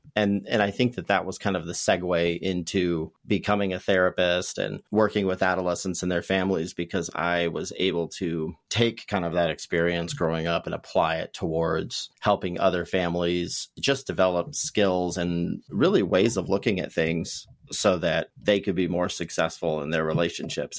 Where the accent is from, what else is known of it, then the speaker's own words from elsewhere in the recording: Ventura, California, United States; I grew up in the Ventura, California area